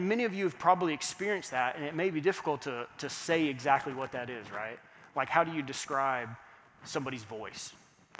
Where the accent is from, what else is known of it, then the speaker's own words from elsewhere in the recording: Fort Worth, Texas, United States; moved away; I grew up in Fort Worth, Texas